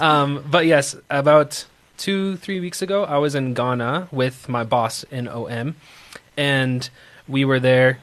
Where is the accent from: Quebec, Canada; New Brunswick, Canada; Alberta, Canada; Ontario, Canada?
New Brunswick, Canada; Moncton; moved away as an adult; now in South Africa; a little province called New Brunswick and an even tiny city called Moncton. And that's where I grew up most of my life